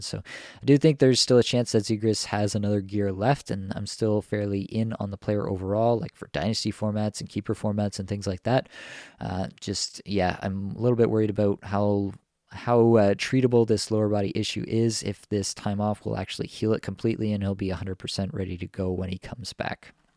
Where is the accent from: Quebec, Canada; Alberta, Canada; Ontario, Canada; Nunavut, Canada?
Ontario, Canada; Toronto; my hometown Leafs here